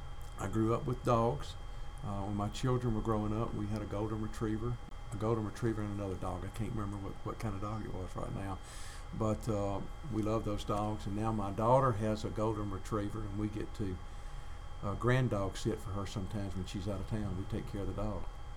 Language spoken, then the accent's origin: English; Drew, Mississippi, United States; I grew up in Drew, so I'm a Delta guy.